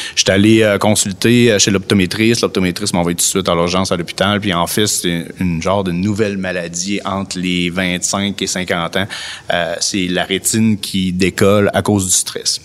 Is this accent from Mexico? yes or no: no; Lévis, Quebec, Canada; also born or lived in Montreal; Je suis un gars natif de Lévis